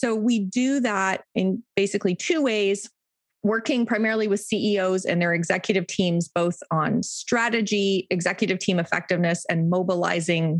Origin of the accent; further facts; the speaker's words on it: Toronto, Ontario, Canada; I live in Toronto and have lived in Toronto or very close to Toronto my whole life.